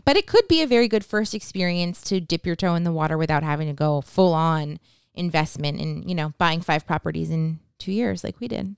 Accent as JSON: {"language": "English", "region": "New Hampshire", "country": "United States", "moved": "yes", "said": "we are from New Hampshire"}